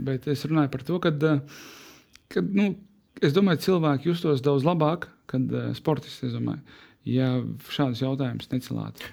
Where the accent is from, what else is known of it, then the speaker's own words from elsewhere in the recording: Latvia; Mēs esam latvieši